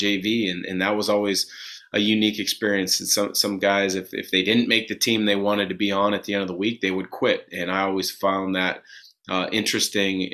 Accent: Vancouver, Washington, United States; That's my hometown.

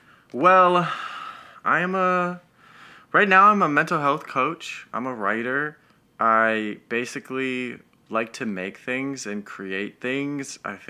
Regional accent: Denver, Colorado, United States; but I hail from Denver. That's home. That's where I was born and raised.

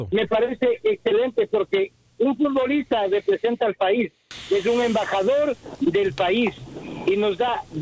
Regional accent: Ecuador; now in Chicago, United States; A mí me da vergüenza como ecuatoriano.

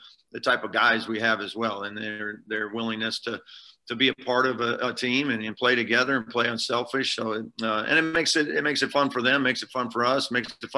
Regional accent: Iowa, United States; moved away as an adult; also born or lived in Omaha, Nebraska; I was you know, born and raised in Iowa, and then you know, and then was in Omaha for 20 years

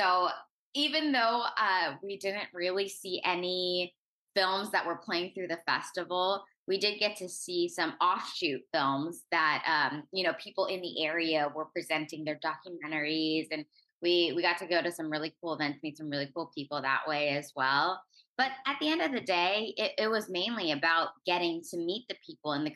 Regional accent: Orange County, California, United States; I'm originally from Orange County, California. I went to an arts high school growing up

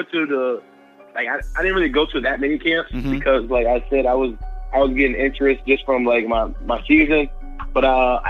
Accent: New Jersey, United States; Since I was from Jersey, it was like a 20-minute drive

